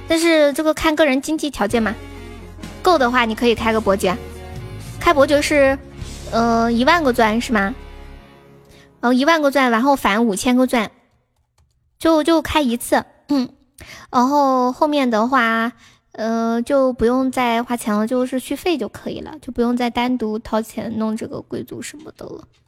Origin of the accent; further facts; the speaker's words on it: Nanchong, Sichuan, China; accent: Sichuan; 我是蓝葱嘞